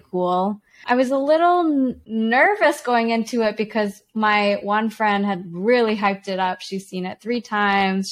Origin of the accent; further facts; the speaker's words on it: Canada; also born or lived in China; My parents and I moved to Canada when I was four. We moved from China.